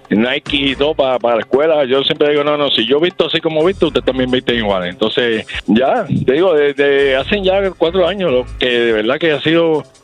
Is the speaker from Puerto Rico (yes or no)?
yes; Puerto Rico; Yo, de Puerto Rico.